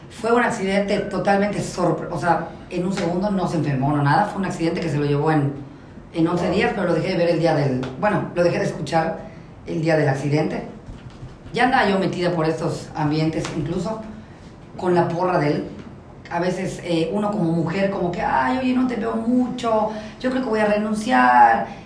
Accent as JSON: {"language": "Spanish", "region": "Yucatán", "country": "Mexico", "said": "como somos los yucatecos, no?"}